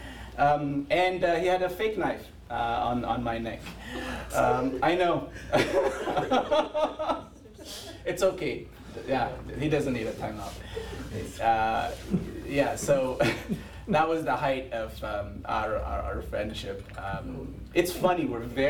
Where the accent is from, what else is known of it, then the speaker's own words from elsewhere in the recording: Ethiopia; now in Toronto, Canada; I grew up in Ethiopia